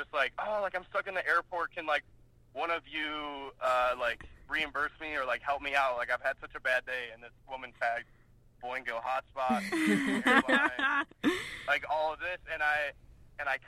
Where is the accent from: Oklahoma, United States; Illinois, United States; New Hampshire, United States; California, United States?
Illinois, United States; Chicago; I'm from Chicago